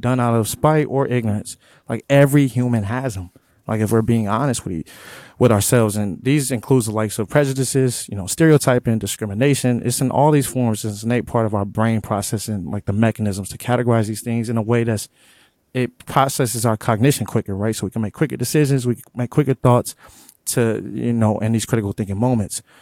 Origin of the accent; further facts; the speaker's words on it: Omaha, Nebraska, United States; growing up in North Omaha, I grew up in the hood.